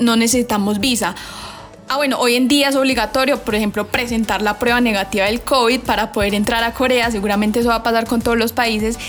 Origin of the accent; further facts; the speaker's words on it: Colombia; para los colombianos